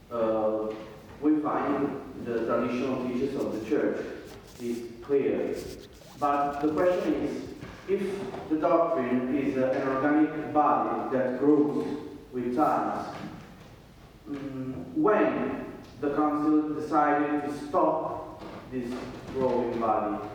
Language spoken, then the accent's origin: English; Naples, Campania, Italy; English is a second language; Yes, I'm from Naples.